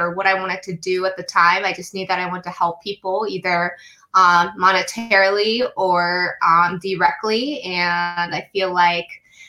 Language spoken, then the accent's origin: English; Denver, Colorado, United States; now in California, United States; So I grew up in Denver and, you know, at the time my parents were very strict